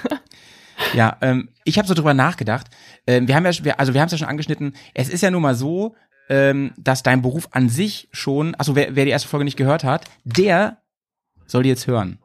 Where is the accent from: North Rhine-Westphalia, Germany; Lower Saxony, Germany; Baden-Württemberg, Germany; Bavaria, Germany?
Lower Saxony, Germany; Hanover; now in Bremen, Germany; Ich komme ja aus Hannover eigentlich, aus der Gegend